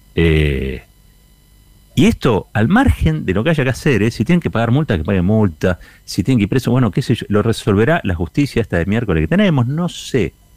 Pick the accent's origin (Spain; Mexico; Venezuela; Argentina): Argentina; como argentino